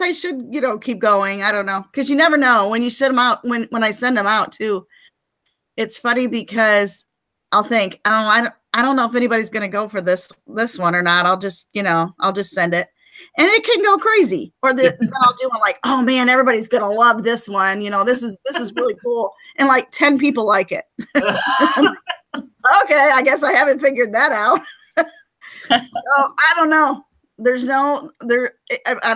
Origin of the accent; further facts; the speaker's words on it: Michigan, United States; moved away as an adult; now in Rockwall, United States; I live in Rockwall, Texas, which I'm transplanted from Michigan. I was a Michigander until I was 40